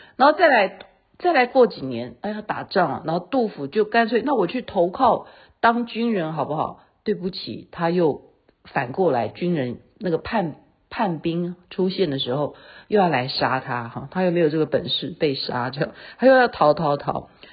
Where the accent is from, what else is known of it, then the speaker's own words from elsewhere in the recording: Taiwan; 这样才能强调我是台湾人